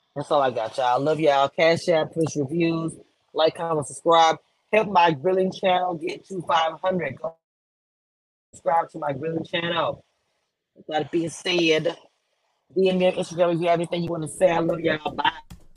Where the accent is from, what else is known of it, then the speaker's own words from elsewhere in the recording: Louisiana, United States; I'm from Louisiana